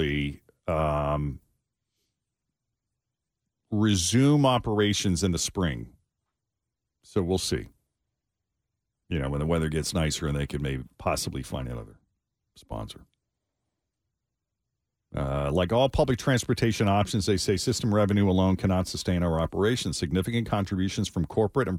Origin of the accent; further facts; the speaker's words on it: Lexington, Massachusetts, United States; moved away; I went back to my hometown just outside Boston, Lexington, Massachusetts